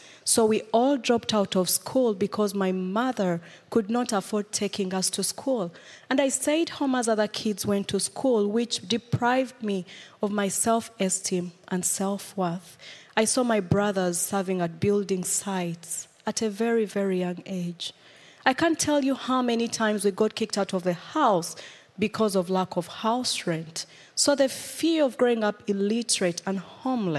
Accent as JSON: {"language": "English", "country": "Uganda", "tie": "born or raised there", "moved": "yes", "said": "I come from Uganda. I was born in a family of six children"}